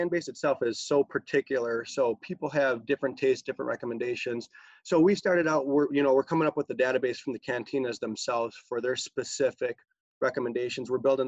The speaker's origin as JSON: {"language": "English", "town": "Buffalo", "region": "New York", "country": "United States", "tie": "born or raised there", "said": "where I grew up in South Buffalo"}